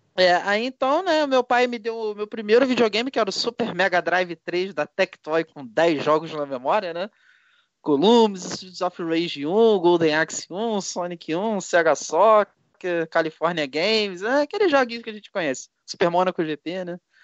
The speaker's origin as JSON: {"language": "Portuguese", "town": "Petrópolis", "region": "Rio de Janeiro", "country": "Brazil", "said": "eu sou de Petrópolis, RJ"}